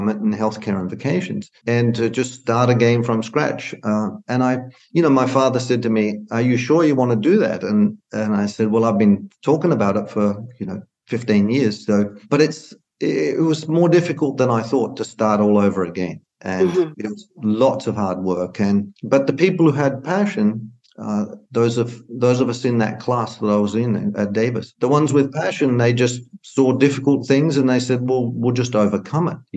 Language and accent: English; Australia; moved away as an adult; also born or lived in Arizona / Illinois; now in Sonoma County, United States; I was brought up on vineyards in Australia